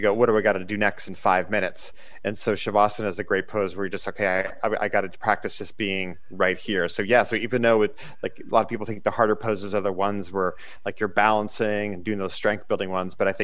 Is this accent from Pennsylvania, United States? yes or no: yes; Erie, Pennsylvania, United States; I'm originally from Erie, Pennsylvania